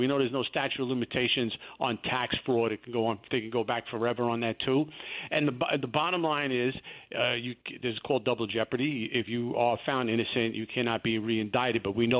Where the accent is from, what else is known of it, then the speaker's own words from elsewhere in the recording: New York City, New York, United States; I grew up in the Bronx.